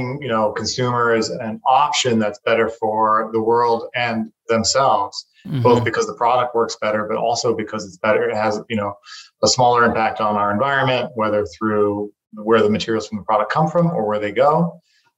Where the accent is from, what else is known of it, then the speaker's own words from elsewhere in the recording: Taiwan; moved away; also born or lived in United States / China; I was born and raised in Taiwan